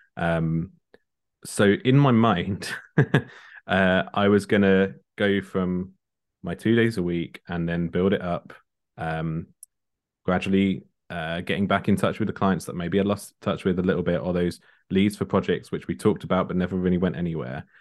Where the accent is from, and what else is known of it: Kent, South East England, United Kingdom; born or raised there; also born or lived in London